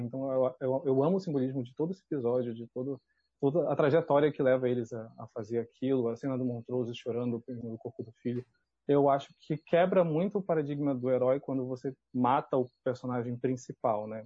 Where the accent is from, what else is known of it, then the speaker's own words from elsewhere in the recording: Belém, Pará, Brazil; eu sou de Belém, né, sou do, do eixo sul-sudeste